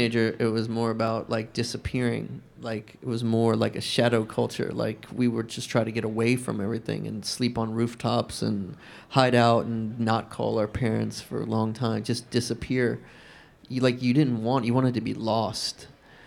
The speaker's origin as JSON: {"language": "English", "region": "the South", "country": "United States", "tie": "born or raised there", "said": "I grew up in the South, and I still live there now"}